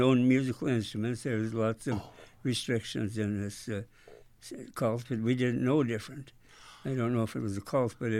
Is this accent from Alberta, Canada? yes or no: yes; Linden, Alberta, Canada; moved away; also born or lived in Revelstoke, British Columbia / Saskatoon, Saskatchewan; I was born in a rented farmhouse near Linden, Alberta, about 18 miles from Three Hills, Alberta.